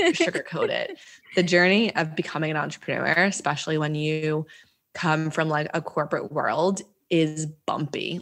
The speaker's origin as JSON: {"language": "English", "region": "New Jersey", "country": "United States", "moved": "as an adult", "said": "I'm from New Jersey originally"}